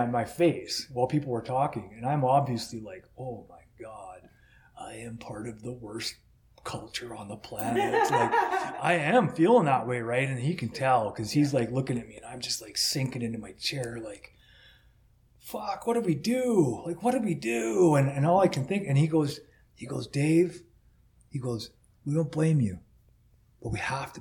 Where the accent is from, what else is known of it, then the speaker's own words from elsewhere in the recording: United States; now in Canada; I'm an American